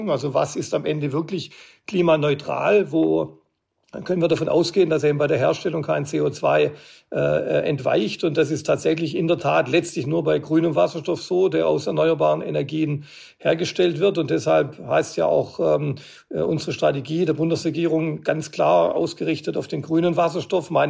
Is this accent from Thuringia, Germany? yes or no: no; Stuttgart, Baden-Württemberg, Germany; bei Bussen, die beispielsweise in meiner Heimatstadt in Stuttgart viel über Berg und Tal fahren